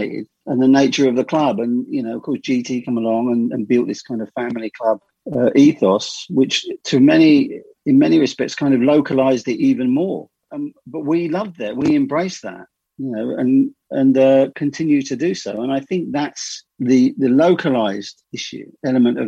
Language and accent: English; Hemel Hempstead, East of England, United Kingdom; I'm a first generation Hemel. I was born in Hemel in 1959